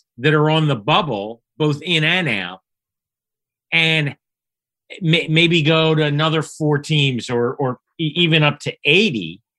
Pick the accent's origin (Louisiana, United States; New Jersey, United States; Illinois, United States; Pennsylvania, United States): Pennsylvania, United States; Philadelphia; I grew up in Philly